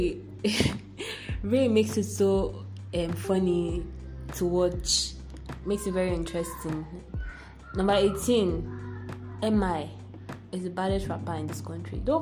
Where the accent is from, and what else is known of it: Nigeria